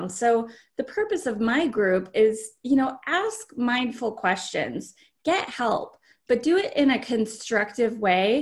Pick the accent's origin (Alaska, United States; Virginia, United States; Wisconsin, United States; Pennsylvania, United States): Alaska, United States; We're from Alaska. We ended up living in Alaska